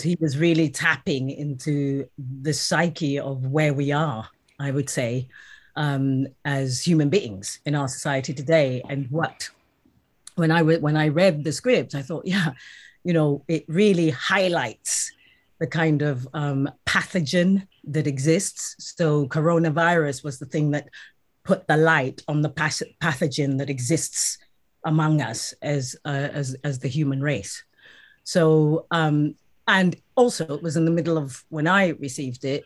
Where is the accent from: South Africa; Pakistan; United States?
South Africa; now in United Kingdom; I'm currently based in the UK, but yes, I am South African